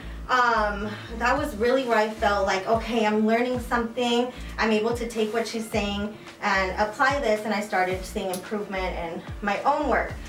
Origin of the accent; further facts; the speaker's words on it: Covina, California, United States; I'm from Covina, California